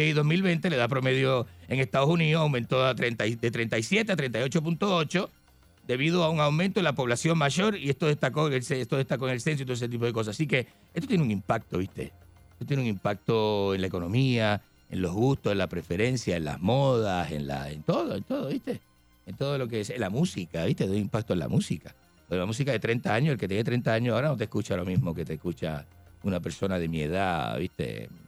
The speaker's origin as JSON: {"language": "Spanish", "country": "Argentina", "also_born_or_lived": "Chile", "moved": "yes", "said": "porque yo salí en plena dictadura de Pinochet, salí yo de Argentina. Me fui, me fui a Chile."}